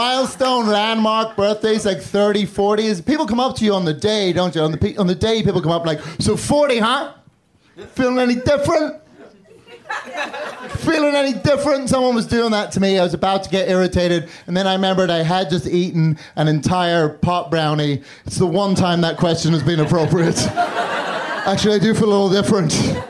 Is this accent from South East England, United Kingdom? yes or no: no; Northern Ireland, United Kingdom; also born or lived in London; now in Chicago, United States; I live in Chicago, but I grew up in Northern Ireland and London, so now I have this stupid fucking accent.